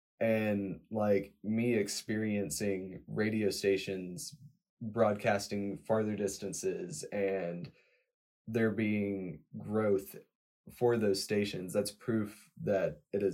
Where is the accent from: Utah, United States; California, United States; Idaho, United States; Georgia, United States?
Georgia, United States; Rabun County, Northeast; Growing up in rural Northeast Georgia, I grew up in Raven County.